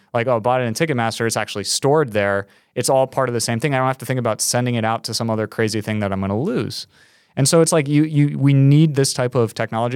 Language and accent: English; New York, United States; As a New Yorker